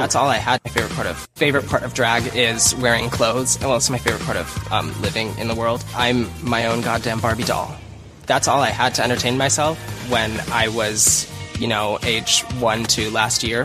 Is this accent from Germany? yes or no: no; Los Angeles, California, United States; I'm twenty-one years old from Los Angeles